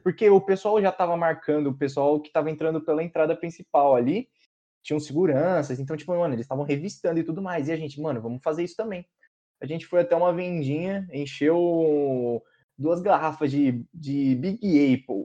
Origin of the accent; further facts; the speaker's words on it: Brazil; eu nunca saí do Brasil